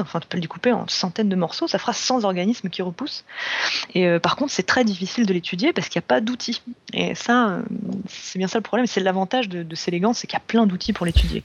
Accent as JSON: {"language": "French", "country": "France", "said": "chez nous en France"}